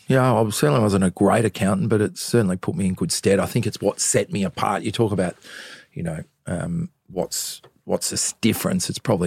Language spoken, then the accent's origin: English; Brighton, Victoria, Australia; I'm 53, so it goes back to 1969. I grew up in Brighton, actually, which is you've got to get a passport out of Brighton these days.